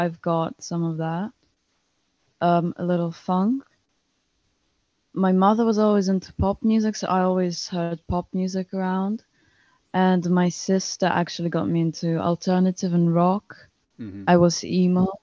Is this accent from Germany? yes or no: no; Russia; now in Spain; I'm originally from Russia, but I'm currently living in Spain